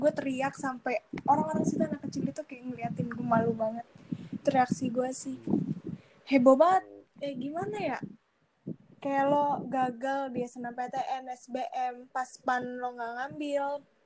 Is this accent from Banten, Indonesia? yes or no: no; Jakarta, Indonesia; also born or lived in Lembang